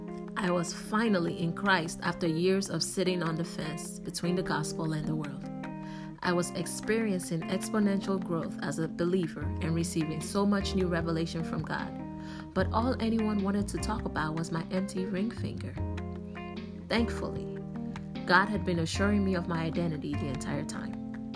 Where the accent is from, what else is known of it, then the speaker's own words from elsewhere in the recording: Nigeria; Our parents also had a preference as to who to marry as a Nigerian.